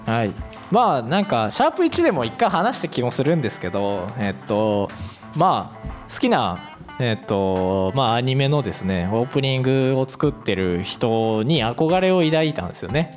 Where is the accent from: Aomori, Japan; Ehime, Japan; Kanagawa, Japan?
Ehime, Japan; 同じ愛媛出身なんですよ